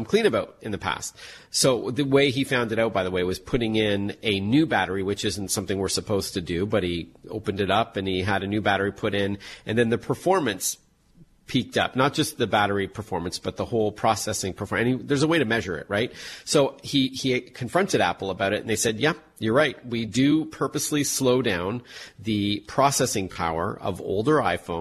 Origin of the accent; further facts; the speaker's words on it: Canada; I'm Canadian